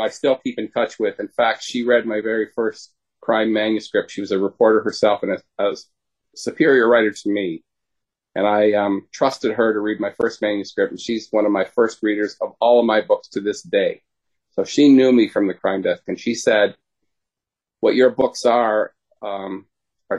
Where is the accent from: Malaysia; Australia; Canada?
Canada; I'm a Canadian